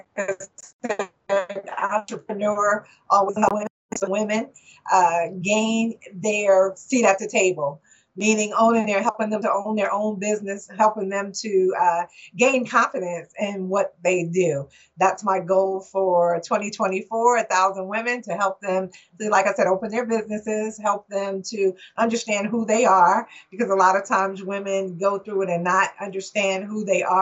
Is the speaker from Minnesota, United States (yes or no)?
no; Newark, New Jersey, United States; moved away as an adult; now in Michigan, United States; I grew up in Newark, New Jersey, where we lived in apartment complexes